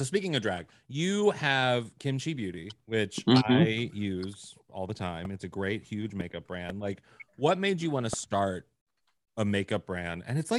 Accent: Missouri, United States; I'm from Missouri.

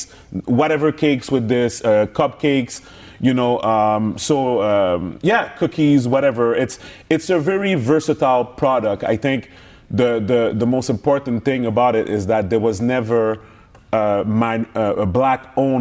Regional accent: Montreal, Quebec, Canada; we're from Montreal, Canada

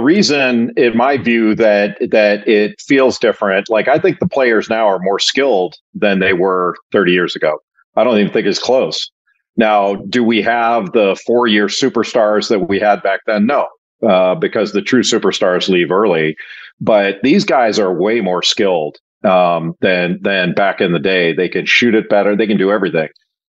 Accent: Los Angeles, California, United States; I grew up in Los Angeles. And when John Wooden retired, I was probably in sixth grade and he was 65 years old.

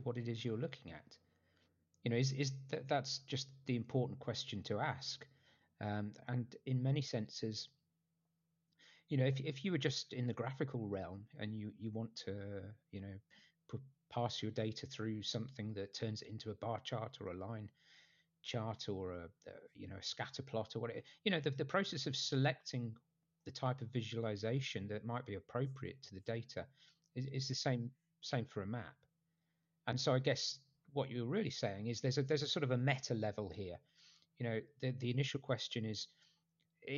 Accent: Nottingham, East Midlands, United Kingdom; moved away as an adult; now in United States; I grew up in a city called Nottingham

